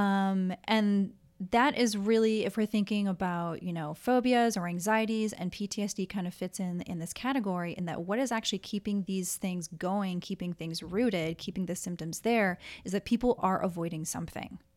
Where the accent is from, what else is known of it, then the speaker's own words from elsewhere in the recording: Minneapolis, Minnesota, United States; moved away as an adult; also born or lived in Southern California; now in Honolulu, United States; I was born and raised in the Twin Cities.